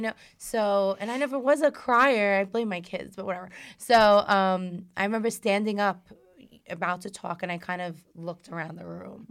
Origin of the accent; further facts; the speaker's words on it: New York City, New York, United States; I'm a girl from Brooklyn. Like, I used to sit out in the stoop